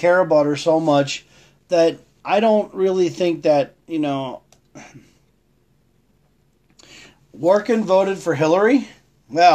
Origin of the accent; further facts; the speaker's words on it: Lamar, North Dakota, United States; also born or lived in Virginia; when I moved from Virginia back to Lamar, I actually had a lot more fun being back in North Dakota